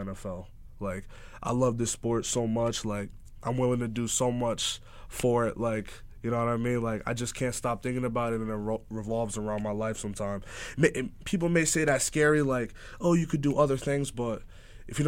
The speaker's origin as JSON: {"language": "English", "town": "Montclair", "region": "New Jersey", "country": "United States", "said": "I'm from Montclair, New Jersey. I'm from Jersey"}